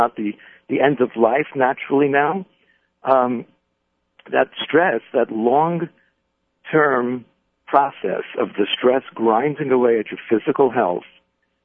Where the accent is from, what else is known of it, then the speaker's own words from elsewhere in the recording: New York City, New York, United States; my growing up in the Bronx